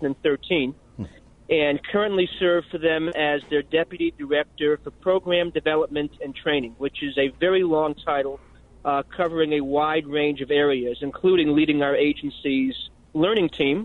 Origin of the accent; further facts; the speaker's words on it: Plattsburgh, New York, United States; Plattsburgh, New York.